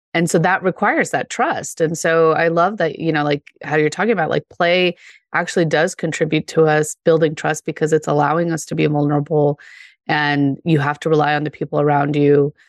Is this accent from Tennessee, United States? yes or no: no; Denver, Colorado, United States; I grew up in Denver